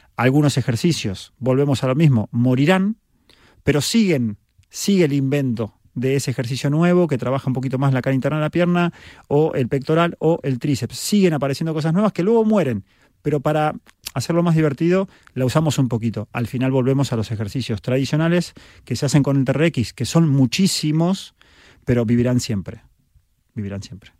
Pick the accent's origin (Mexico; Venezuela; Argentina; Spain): Argentina; soy argentino